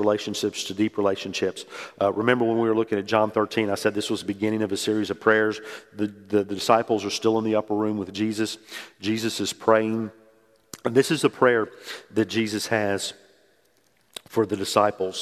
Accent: New Orleans, Louisiana, United States; moved away as an adult; also born or lived in Mississippi; I grew up in New Orleans and I went to school at Mississippi State

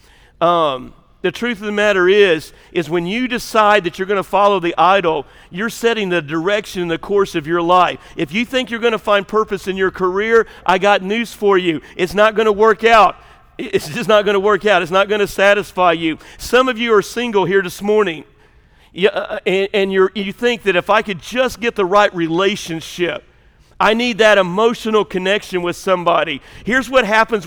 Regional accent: Illinois, United States; moved away; I'm from Illinois

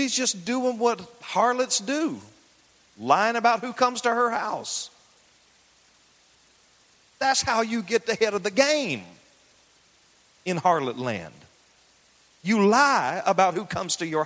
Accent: the South, United States; I grew up in the South. I grew up in the country.

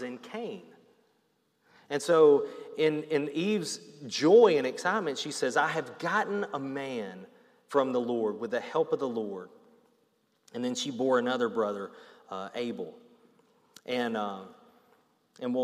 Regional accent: Alabama, United States; I grew up in Alabama

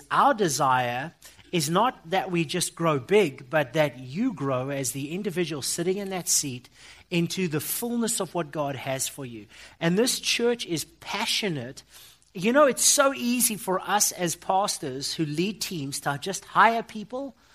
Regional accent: Johannesburg, Gauteng, South Africa; I come from South Africa

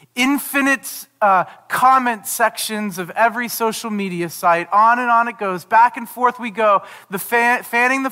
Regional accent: United States; growing up in the United States

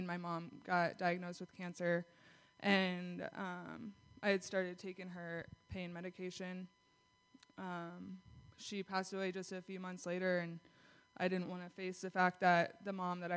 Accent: Kalispell, Montana, United States; I'm 24, and I'm from Kalispell.

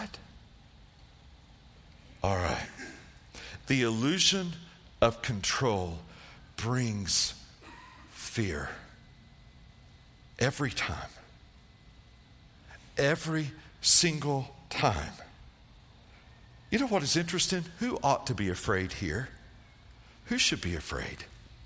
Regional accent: East Tennessee, United States; I grew up in East Tennessee, way back in the woods

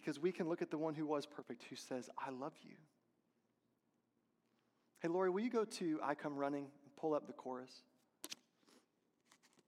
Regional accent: Texas, United States; I'm from Texas

